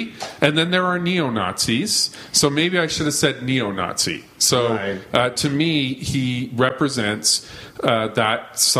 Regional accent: Alberta, Canada; now in Toronto, Canada; I grew up in Alberta

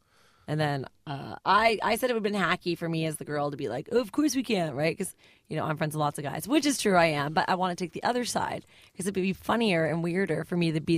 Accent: Vancouver, British Columbia, Canada; moved away; also born or lived in Ottawa; I grew up in Vancouver, and then I was a big Sens fan when I went to school.

